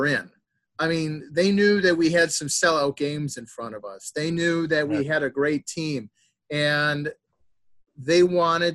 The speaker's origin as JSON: {"language": "English", "town": "Oshkosh", "region": "Wisconsin", "country": "United States", "tie": "born or raised there", "said": "I grew up in Oshkosh, Wisconsin, my boyhood home"}